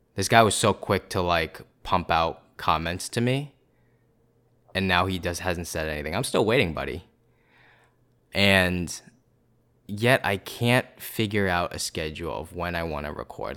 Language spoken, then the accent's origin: English; Boston, East Coast, United States; I'm from the East Coast